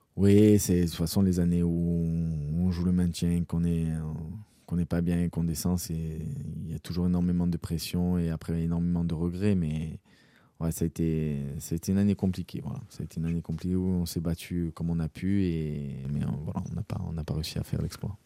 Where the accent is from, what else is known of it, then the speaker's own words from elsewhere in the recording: Corsica, France; en tant que Corse, en tant que voilà, que joueur, joueur insulaire